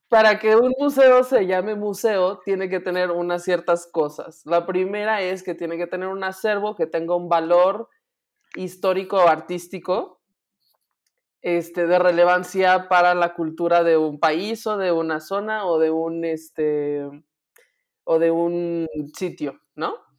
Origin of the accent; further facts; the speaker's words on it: Guanajuato, Mexico; noticias de mi tierra